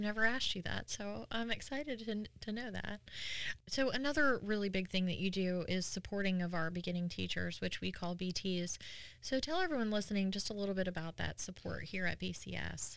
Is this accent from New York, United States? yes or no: yes; New York, United States; now in North Carolina, United States; I'm from New York originally, and we didn't have, like, college rivalries